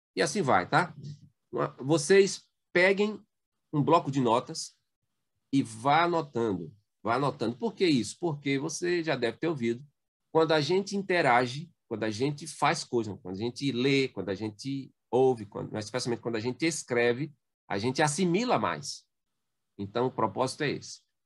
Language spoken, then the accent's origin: Portuguese; Belém do São Francisco, Pernambuco, Brazil; also born or lived in Petrolina; eu sou do sertão de Pernambuco, nasci em Belém do São Francisco é, e me radiquei em Petrolina